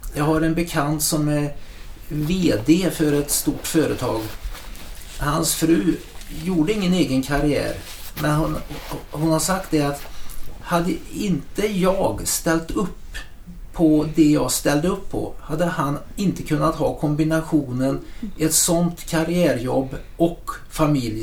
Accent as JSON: {"language": "Swedish", "town": "Trollhättan", "region": "Västra Götaland", "country": "Sweden", "tie": "born or raised there", "also_born_or_lived": "San Diego, United States", "moved": "as an adult", "said": "min hembygd"}